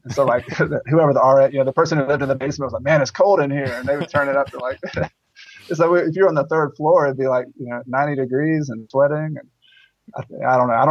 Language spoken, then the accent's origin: English; Newnan, Georgia, United States; moved away; also born or lived in Clemson, South Carolina; I grew up in Noonan, Georgia